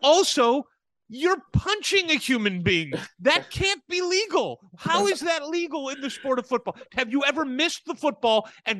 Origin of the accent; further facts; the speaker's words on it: St. Louis, Missouri, United States; I grew up in St. Louis.